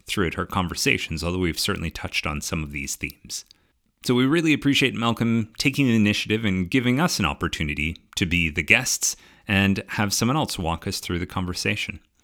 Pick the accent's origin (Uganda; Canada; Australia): Canada; Ontario; the Ontario, I grew up in Canada, so the Ontario system